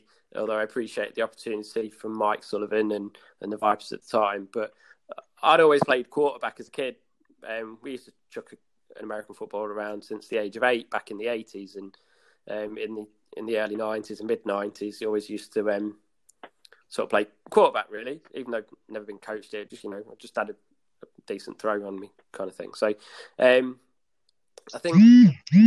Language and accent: English; Leicester, East Midlands, United Kingdom; I went to play for the Leicester Eagles. Obviously being my hometown